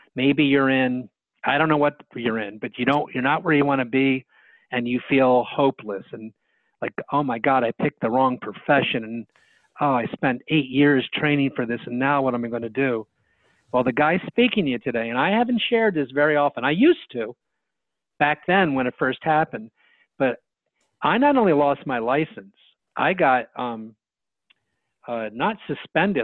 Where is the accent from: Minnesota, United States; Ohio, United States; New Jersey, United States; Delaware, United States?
New Jersey, United States; Bridgeton; also born or lived in Philadelphia; I went back to my hometown. The hometown is in southern New Jersey called Bridgeton. That's where I was born